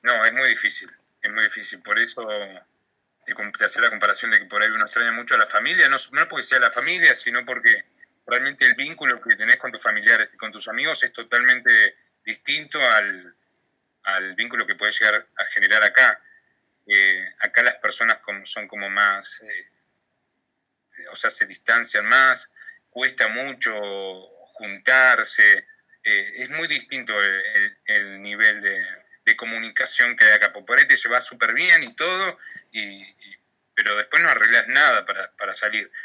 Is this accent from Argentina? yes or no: yes; Argentina; moved away as an adult; now in Australia; lo único que extraño en Argentina es mi familia y, mis amigos.